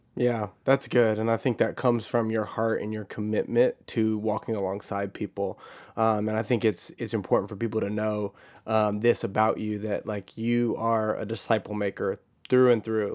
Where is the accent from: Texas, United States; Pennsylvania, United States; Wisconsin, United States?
Texas, United States; I grew up in Texas